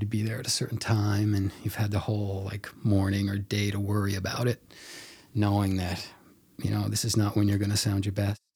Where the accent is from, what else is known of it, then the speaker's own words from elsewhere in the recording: Mount Pearl, Newfoundland and Labrador, Canada; I tell people I'm from Mount Pearl.